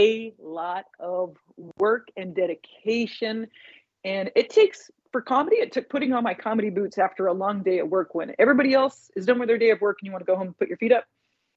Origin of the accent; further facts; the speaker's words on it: Indianapolis, Indiana, United States; moved away as an adult; also born or lived in New York; back in my hometown of Indianapolis